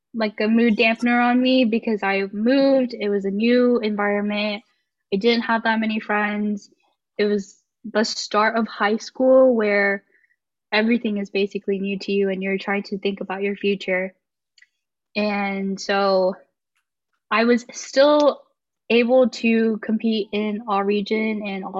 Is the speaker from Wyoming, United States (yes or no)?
no; Mesquite, Texas, United States; also born or lived in Wylie, Texas / Sherman, Texas; now in Denton, United States; I was born in Mesquite, Texas, and then I lived there all my life up until high school